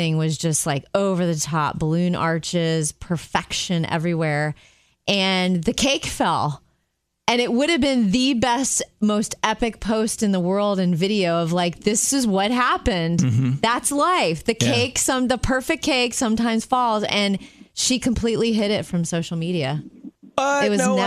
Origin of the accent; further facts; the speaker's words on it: Jupiter, Florida, United States; moved away; my hometown of Jupiter, Florida